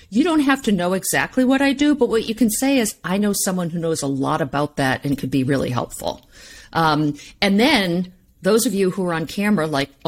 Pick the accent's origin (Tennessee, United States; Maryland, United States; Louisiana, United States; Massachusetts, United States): Massachusetts, United States; Boston; And I'm originally from Dot, Dorchester.